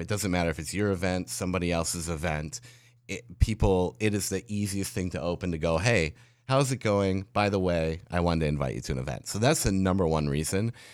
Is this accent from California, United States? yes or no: no; La Crosse, Wisconsin, United States; I was a mobile DJ in La Crosse, Wisconsin, in my hometown